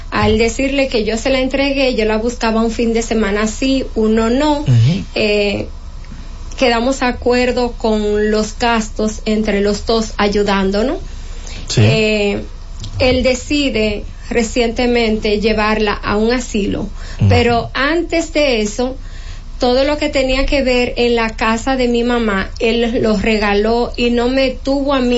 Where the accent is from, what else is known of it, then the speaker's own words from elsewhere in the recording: Loma de Cabrera, Dajabón, Dominican Republic; now in Santo Domingo, Dominican Republic; nosotros somos oriundo de Loma de Cabrera.